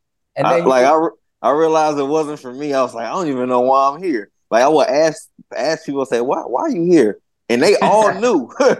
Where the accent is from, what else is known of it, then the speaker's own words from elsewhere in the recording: Florida, United States; now in Northern California, United States; No, I'm not from California at all. I'm from Florida.